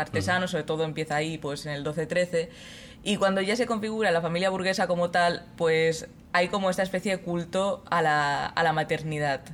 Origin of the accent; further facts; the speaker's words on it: Mallorca, Balearic Islands, Spain; yo soy de Mallorca